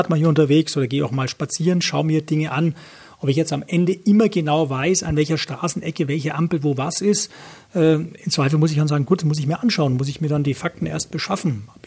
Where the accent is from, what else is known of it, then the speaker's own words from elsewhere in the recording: Nuremberg, Bavaria, Germany; Ich muss auch dazu sagen, ich bin im Nürnberger Süden aufgewachsen. Da kenne ich mich heute noch wesentlich besser aus als im Norden.